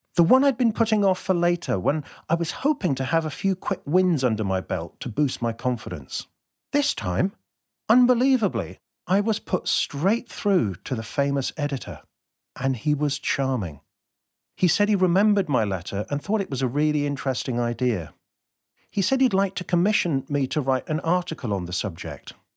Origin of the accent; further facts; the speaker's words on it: United Kingdom; being terribly British